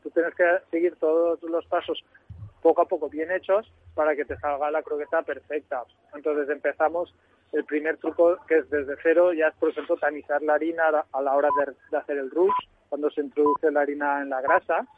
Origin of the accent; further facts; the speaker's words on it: Gandia, Valencian Community, Spain; moved away; abrí uno en Gandía de mi tierra, que soy valenciano, para, acercarme a mi tierra